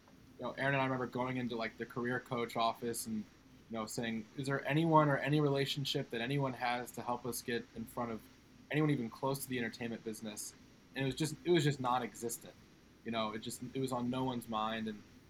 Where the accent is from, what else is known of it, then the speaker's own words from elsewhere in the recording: St. Louis, Missouri, United States; growing up in St. Louis, Missouri.